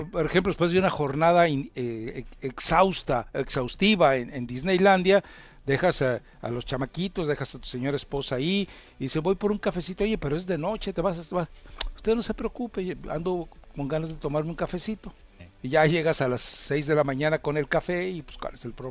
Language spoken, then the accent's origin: Spanish; Guadalajara, Jalisco, Mexico; yo soy provinciano, yo vengo llegando de Guadalajara